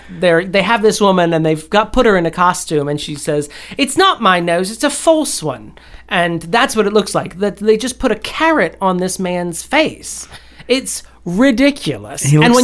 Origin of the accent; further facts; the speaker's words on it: Scotland, United Kingdom; Yeah, but I'm Scottish, so it gets a lot of stuff.